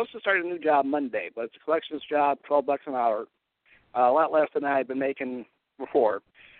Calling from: Cleveland, Ohio, United States; Hi, … in Cleveland.

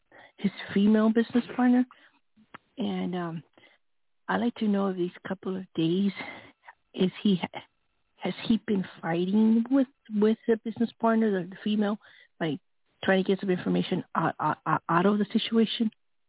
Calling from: New Mexico, United States; from New Mexico.

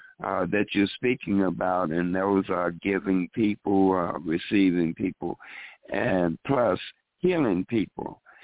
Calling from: Chicago, Illinois, United States; from Chicago.

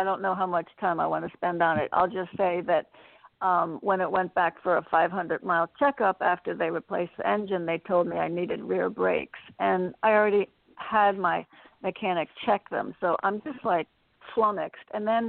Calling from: Connecticut, United States; in Connecticut.

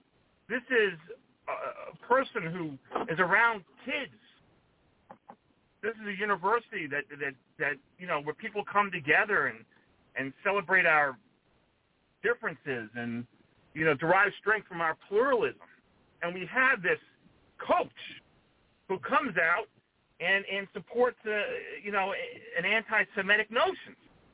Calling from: Florida, United States; All right. So … I'm from Palm Beach County.

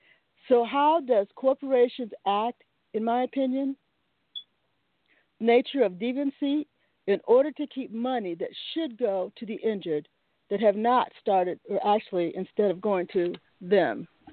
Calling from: Seattle, Washington, United States; I'm calling you from Seattle, Washington, USA.

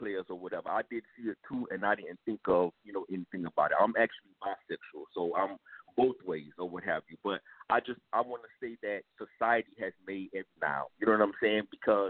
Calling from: Miami, Florida, United States; I'm calling from Miami.

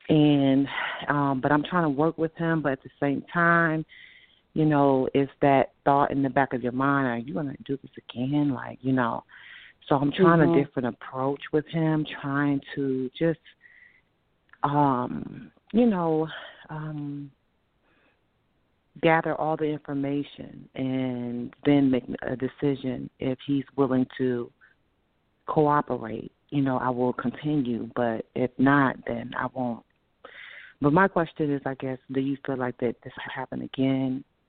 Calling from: Virginia, United States

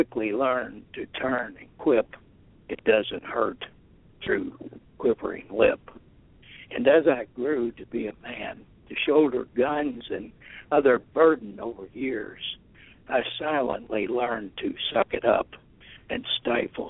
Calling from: Richmond, Indiana, United States; I'm calling from Richmond, Indiana

